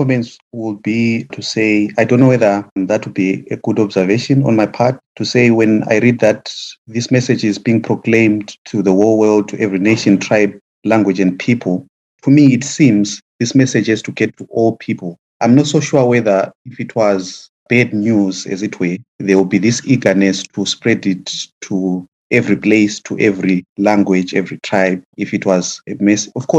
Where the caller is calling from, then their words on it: London, United Kingdom; I'm in London.